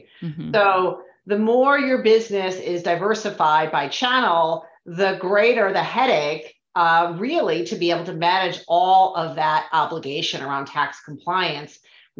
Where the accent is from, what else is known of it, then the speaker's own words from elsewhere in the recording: Connecticut, United States; So, in my home state of Connecticut, as an example, the nexus law is $100,000 annually in sales or 200 transactions.